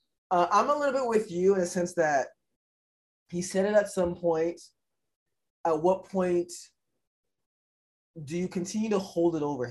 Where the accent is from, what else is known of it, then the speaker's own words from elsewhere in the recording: the South, United States; I mean, growing up in the South, I used to say, oh, that's gay.